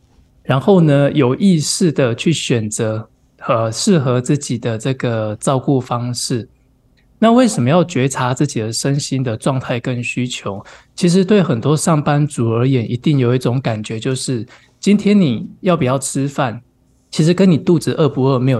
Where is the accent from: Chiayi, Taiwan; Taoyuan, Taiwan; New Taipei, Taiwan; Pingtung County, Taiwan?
Pingtung County, Taiwan; now in Tainan, Taiwan; 我屏东人。